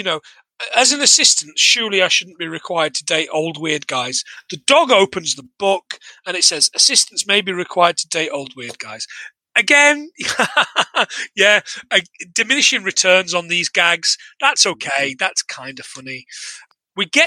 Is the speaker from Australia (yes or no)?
no; Nottingham, East Midlands, United Kingdom; I'm from Nottingham.